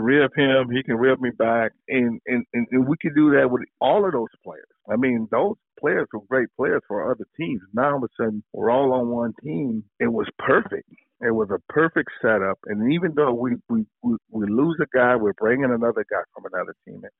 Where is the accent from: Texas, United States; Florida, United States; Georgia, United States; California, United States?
Florida, United States; Sanford; I'm from Florida. I lived uh, right outside of Orlando, a town Sanford called Sanford, Florida